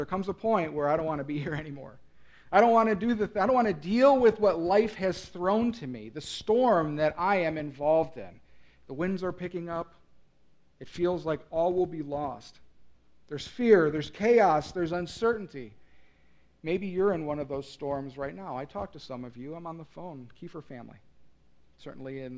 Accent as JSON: {"language": "English", "region": "Midwest", "country": "United States", "tie": "born or raised there", "also_born_or_lived": "North Carolina", "said": "I grew up in the Midwest. I've always been here"}